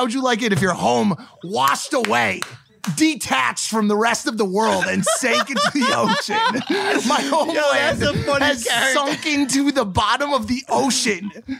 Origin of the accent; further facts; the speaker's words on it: Bridgeport, Connecticut, United States; But I'm from Connecticut.